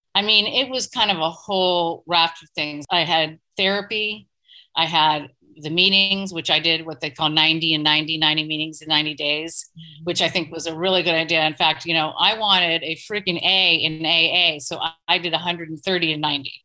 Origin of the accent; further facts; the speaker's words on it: East Coast, United States; moved away as an adult; also born or lived in Portland; now in New York, United States; I'm from the East Coast. My family is back there